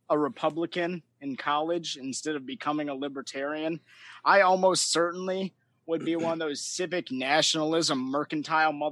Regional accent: Wisconsin, United States; born or raised there

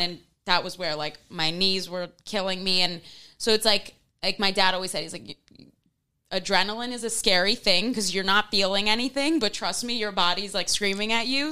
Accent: New York City, New York, United States; I remember growing up in Manhattan

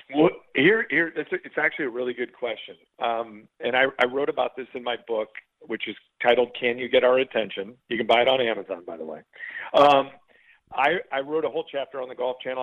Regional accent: Chicago, Illinois, United States; moved away as an adult; also born or lived in Columbia, Missouri / Columbus, Georgia / Fort Myers, Florida; as a kid growing up in Chicago

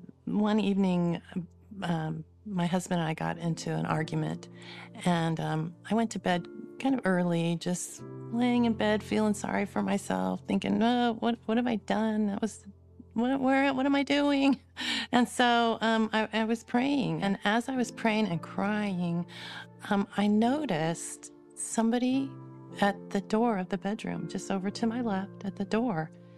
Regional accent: California, United States; born there; also born or lived in Arizona; now in West Jordan, United States; I was born in California, spent a lot of my life in Arizona and California, kind of going back and forth. I'm now in West Jordan, Utah

